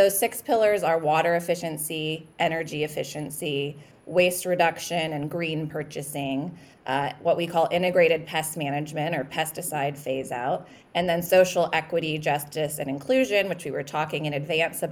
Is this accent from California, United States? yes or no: yes; Napa Valley, California, United States; I'm actually from Napa Valley. I'm from the wine country.